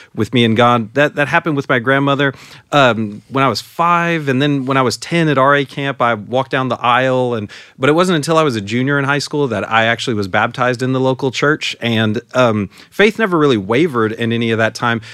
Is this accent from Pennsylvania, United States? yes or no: no; San Antonio, Texas, United States; moved away; I grew up in San Antonio and, uh, lived in the same house, uh, my entire life while I was at home.